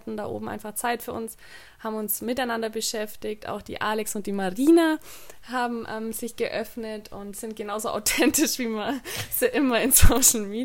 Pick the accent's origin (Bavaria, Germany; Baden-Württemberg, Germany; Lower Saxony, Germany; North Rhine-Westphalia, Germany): Bavaria, Germany; ich komme aus dem Allgäu